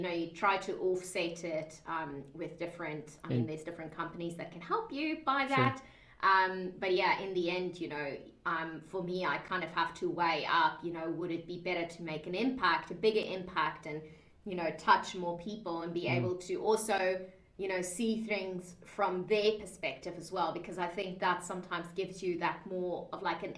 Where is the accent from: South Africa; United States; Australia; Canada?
South Africa; accent: mixed; moved away as an adult; also born or lived in Dubai, United Arab Emirates; I'm originally from South Africa. {S0} Okay. {S1} That I've got a very like mixed accent as well because it's got like this Aussie slang in. So I lived in South Africa for most of my life up until 2010